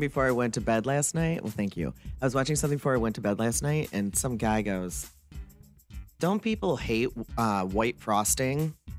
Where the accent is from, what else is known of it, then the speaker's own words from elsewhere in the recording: Michigan, United States; also born or lived in Wisconsin; my home state of Michigan